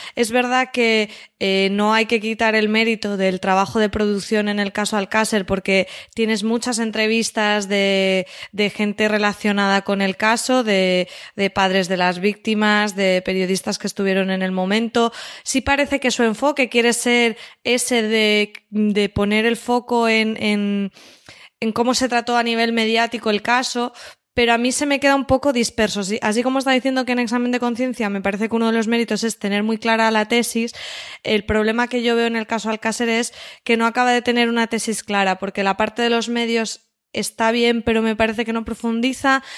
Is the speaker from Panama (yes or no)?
no; Valencian Community, Spain; siendo valencianos